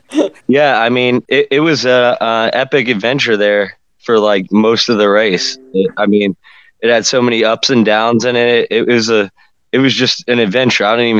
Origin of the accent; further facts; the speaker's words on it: Florida, United States; I call myself like a what is it, a original Floridian. I was born and raised here